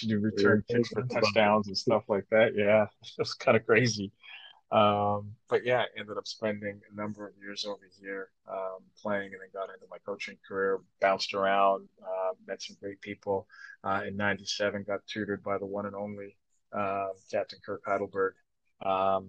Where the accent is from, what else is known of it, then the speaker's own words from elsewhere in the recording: Toronto, Ontario, Canada; accent: Jamaican patois; moved away; grew up in Canada, grew up in Toronto